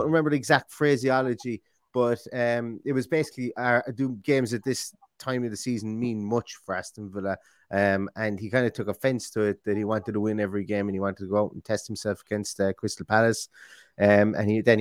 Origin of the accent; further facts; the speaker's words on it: Limerick, Munster, Ireland; now in Galway, Ireland; I'm from Limerick